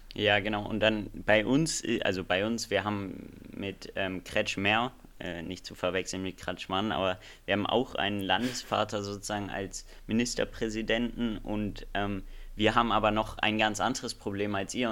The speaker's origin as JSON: {"language": "German", "country": "Germany", "said": "bei uns in Deutschland"}